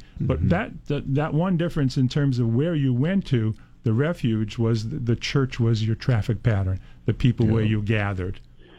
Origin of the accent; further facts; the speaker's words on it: New York City, New York, United States; moved away; I grew up in Brooklyn, New York, in the times when there were gang wars, and the neighborhoods I grew up were divided racially. There were Italians, there were Polish, and there were Puerto Ricans, there were blacks.